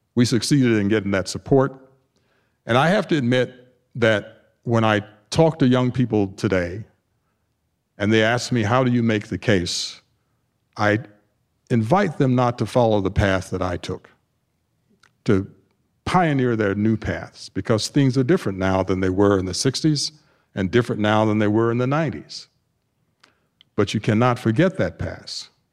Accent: Tuskegee, Alabama, United States; moved away as an adult; now in Naperville, United States; I grew up in Tuskegee, Alabama, the Deep South

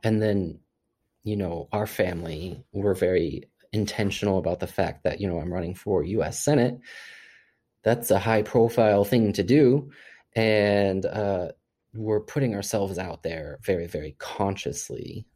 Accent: Missouri, United States; my experience growing up in Missouri

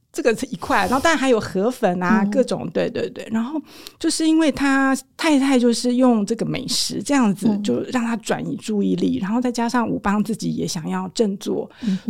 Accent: Taiwan; 我们台湾人会吃羊肉炉

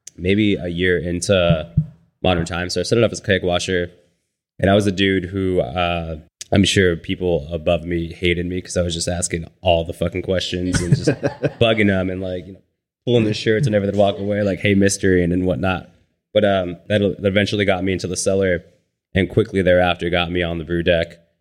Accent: San Bernardino, California, United States; moved away as an adult; now in Ventura, United States; I'm from San Bernardino.

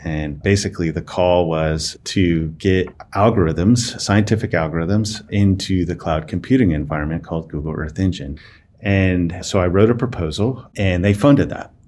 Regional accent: Las Vegas, Nevada, United States; also born or lived in Reno, Nevada; I was born and raised in Las Vegas, uh, Nevada

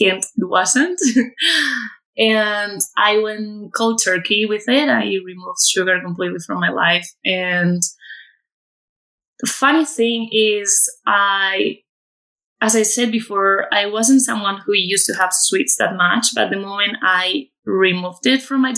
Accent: Community of Madrid, Spain; moved away as an adult; I'm originally from Madrid in Spain, where I'm currently living. I've been living abroad for quite a few years, actually, and I came back to my hometown, which is about half an hour away from Madrid

